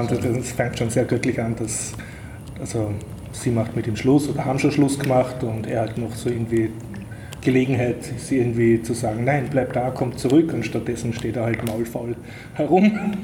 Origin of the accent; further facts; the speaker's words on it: Austria; man fühlt sich als Österreicher